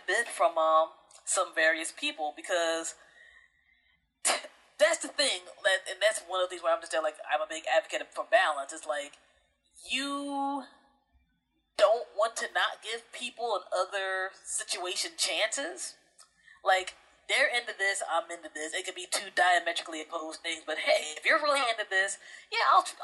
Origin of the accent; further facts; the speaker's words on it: Prince George's County, Maryland, United States; also born or lived in New Jersey; I grew up in Prince George's County, Maryland area.